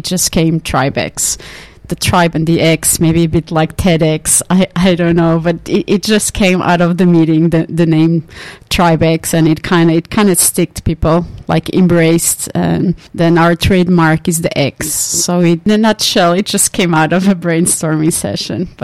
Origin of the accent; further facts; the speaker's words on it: Portugal; moved away as an adult; also born or lived in Finland; now in Tampere, Finland; I come originally from Portugal. I've been in Finland now for 14 years